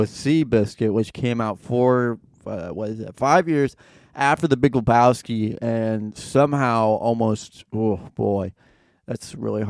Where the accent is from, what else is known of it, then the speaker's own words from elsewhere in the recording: New York City, New York, United States; I grew up in New York City.